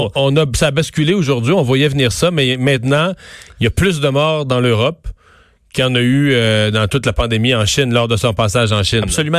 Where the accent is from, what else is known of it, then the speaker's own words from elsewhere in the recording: Quebec, Canada; chez nous au Québec